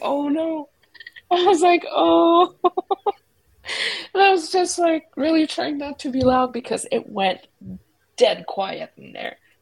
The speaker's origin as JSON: {"language": "English", "region": "Quebec", "country": "Canada", "tie": "born or raised there", "moved": "yes", "said": "growing up in Quebec"}